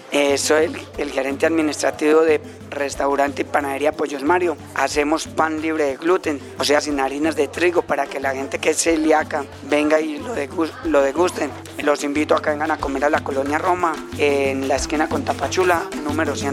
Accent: Medellín, Antioquia, Colombia; now in Mexico City, Mexico; Yo soy de Medellín, Antioquia. Es uno de los departamentos más pujantes que tiene Colombia

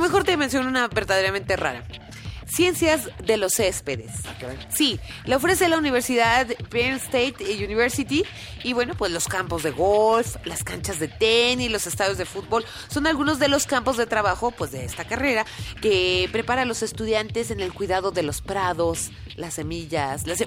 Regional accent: Mexico; somos tantos mexicanos

